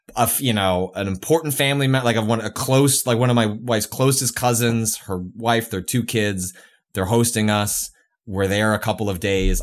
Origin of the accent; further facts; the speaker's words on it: Midwest, United States; moved away as an adult; also born or lived in California; I grew up in the Midwest.